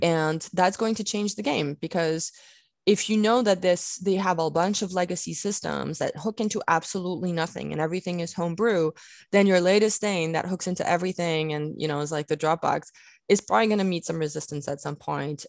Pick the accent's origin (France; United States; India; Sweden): France; moved away; I grew up in France